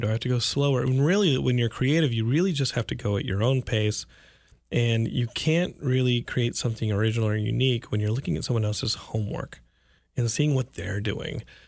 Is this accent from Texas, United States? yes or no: yes; Texas, United States; I'm from Texas